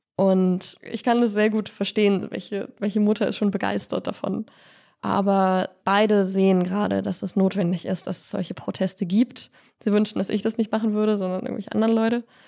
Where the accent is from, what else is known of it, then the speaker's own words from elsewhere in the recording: near Dresden, Saxony, Germany; Ich bin in der Nähe von Dresden aufgewachsen